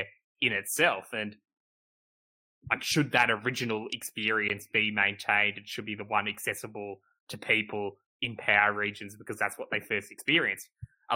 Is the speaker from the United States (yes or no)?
no; Australia; we're both Australian, we grew up in Australia, played games in Australia